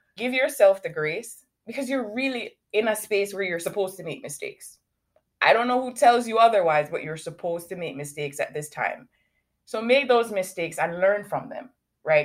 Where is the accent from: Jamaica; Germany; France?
Jamaica; Kingston, Surrey; now in Canada; I currently live in Canada, but I was born in Kingston, Jamaica.